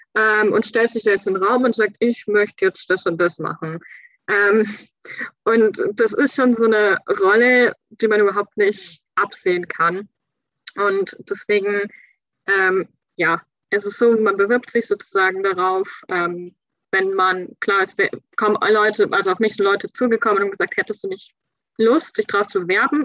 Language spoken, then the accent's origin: German; Bavaria, Germany; moved away as an adult; also born or lived in Schleswig-Holstein / France; now in Kiel, Germany; weil Bayern ist meine Heimat. Ich bin dort aufgewachsen.